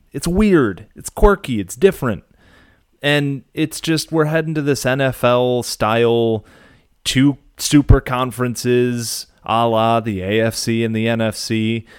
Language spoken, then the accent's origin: English; Southeast Michigan, United States; growing up in Southeast Michigan